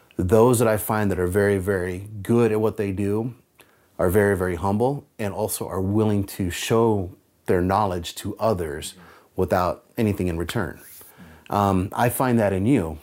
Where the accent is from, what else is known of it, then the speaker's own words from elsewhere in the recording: San Francisco Bay Area, California, United States; moved away as an adult; now in Seattle, United States; I grew up in the San Francisco Bay Area during the rise of the thrash metal scene.